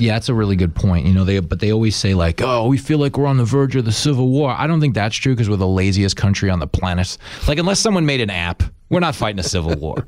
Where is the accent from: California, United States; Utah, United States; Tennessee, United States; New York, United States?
New York, United States; Long Island; growing up on Long Island